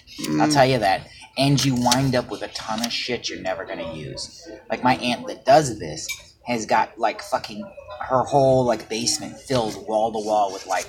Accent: Madison, Ohio, United States; my hometown in Madison

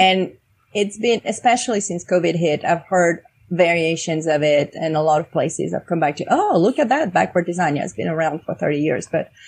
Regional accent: France; now in United States

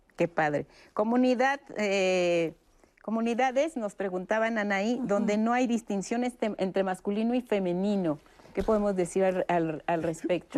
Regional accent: Mexico; nosotros como, como mexicanos

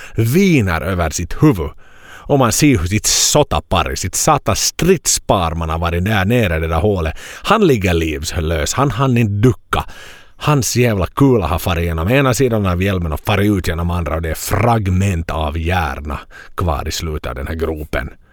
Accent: Finland; hemma i Finland

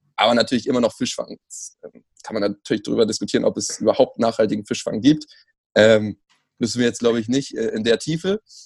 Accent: Germany; ich bin Deutsche. Äh, keine slawischen Wurzeln.

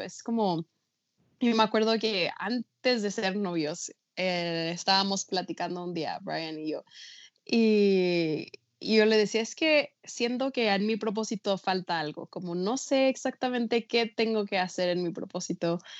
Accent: Mexico; pero yo nací y crecí en México, toda mi vida he vivido aquí

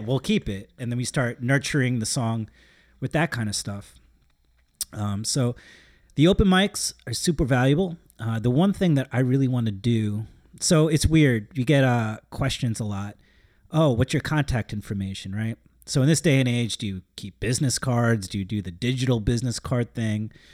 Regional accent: Long Island, New York, United States; We're from Long Island

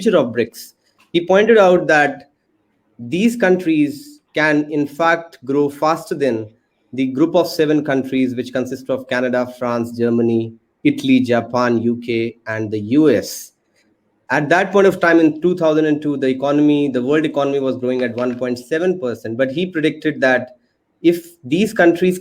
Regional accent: India; we are coming from India

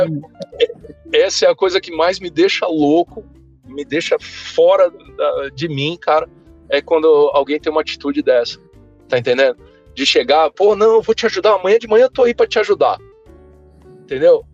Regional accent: São Paulo, Brazil; moved away as an adult; also born or lived in Volta Redonda, Rio de Janeiro / Balneário Camboriú, Santa Catarina; eu nasci em Volta Redonda, estado do Rio de Janeiro, fui criado boa parte da minha vida, né, minha, até minha adolescência, até, até o início da faculdade em São Paulo

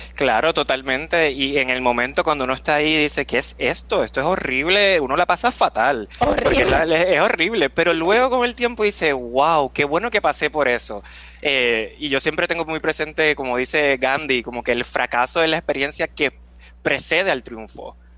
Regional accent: Puerto Rico; moved away as an adult; now in New York, United States; yo nací y me crié en Puerto Rico

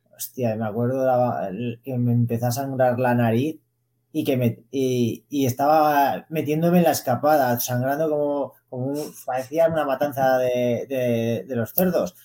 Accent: Zaragoza, Aragon, Spain; yo nací en Zaragoza, sí que de pequeño eh, vivía en el barrio de Las Fuentes, que es un barrio obrero de Zaragoza

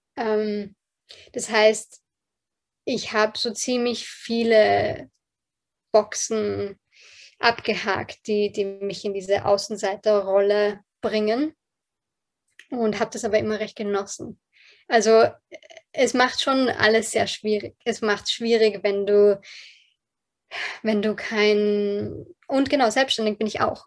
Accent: Austria; accent: Bilderbuch Hochdeutsch; German is a second language; meine Eltern beide ähm, aus Polen sind, ähm, mit dem Fall der Berliner Mauer nach Österreich migriert sind und ich ähm, hier zur Welt gekommen bin.

